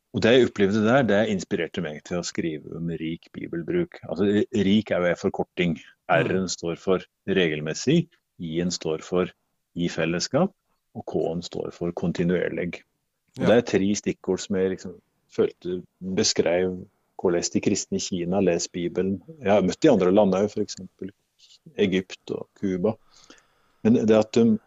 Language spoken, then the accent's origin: Norwegian; Vågå, Innlandet, Norway; jeg er født i, på Lalm i Vågå, så det er Nord-Gudbrandsdalen